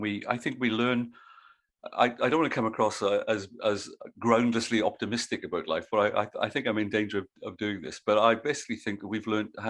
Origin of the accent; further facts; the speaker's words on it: South Wales, United Kingdom; moved away as an adult; now in Australia; growing up in South Wales